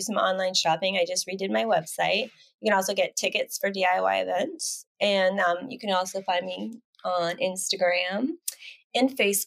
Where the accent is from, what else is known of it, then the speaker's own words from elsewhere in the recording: Canada; I'm Canadian. I'm from Canada.